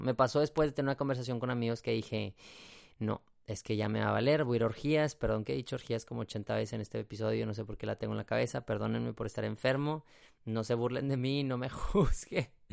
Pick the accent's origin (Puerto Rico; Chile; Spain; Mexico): Mexico; San Pedro Garza García, Nuevo León; Yo soy de Monterrey, Nuevo León, México, y en específico de un municipio que se llama San Pedro